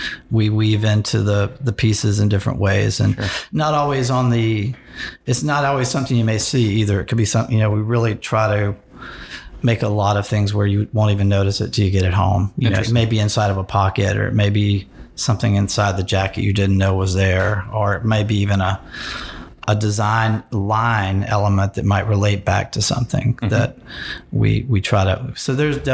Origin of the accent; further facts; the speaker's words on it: the South, United States; moved away as an adult; also born or lived in California / New York City / Boston; now in Florence, United States; I moved back to the South. So for me as a Southerner